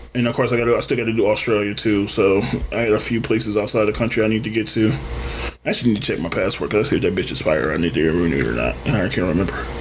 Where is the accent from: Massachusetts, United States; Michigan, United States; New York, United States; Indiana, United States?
Michigan, United States; Detroit; I was from Detroit